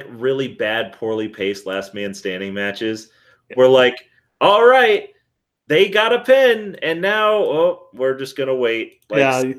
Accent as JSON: {"language": "English", "region": "Hawaii", "country": "United States", "said": "As a Hawaiian person"}